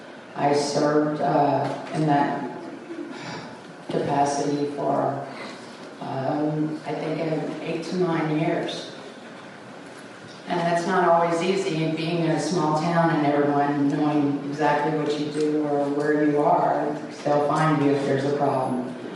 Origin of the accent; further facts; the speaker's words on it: Flatonia, Texas, United States; I am from Flatonia, Texas. I was born and raised there. Born and born, raised in Flatonia.